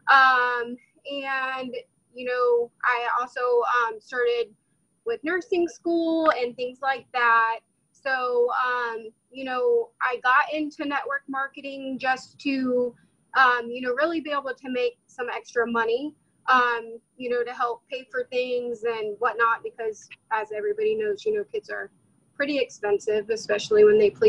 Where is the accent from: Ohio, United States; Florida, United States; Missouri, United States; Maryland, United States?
Florida, United States; um, I'm from Florida as Ali said